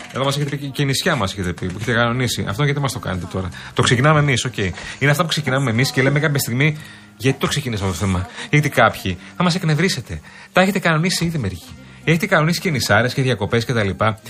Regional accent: Athens, Attica, Greece; εμεί που είμαστε Αθηναίοι

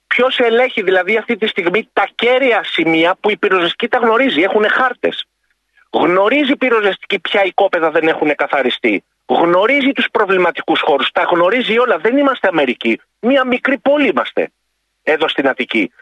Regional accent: Neapoli, Peloponnese, Greece; now in Saronida, Greece; κατάγομαι από την Νεάπολη Λακωνία

